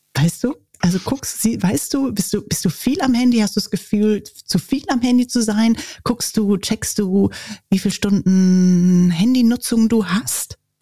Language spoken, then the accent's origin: German; Germany; ich als Deutsche